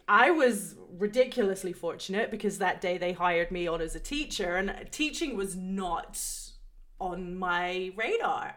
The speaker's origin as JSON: {"language": "English", "region": "England", "country": "United Kingdom", "tie": "born or raised there", "moved": "yes", "said": "growing up in England"}